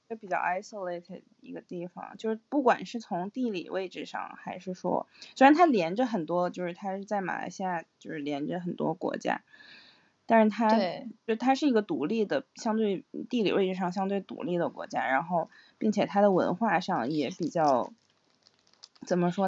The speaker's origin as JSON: {"language": "Chinese", "town": "Harbin", "region": "Heilongjiang", "country": "China", "also_born_or_lived": "Singapore", "moved": "yes", "said": "然后我们两个是哈尔滨嗯，东北的"}